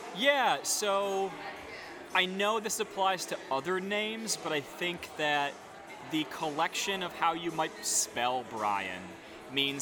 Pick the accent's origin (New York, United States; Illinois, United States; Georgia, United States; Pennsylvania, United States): New York, United States; Geneva; moved away as an adult; also born or lived in Ithaca, New York; now in Durham, United States; I grew up in uh, Geneva, New York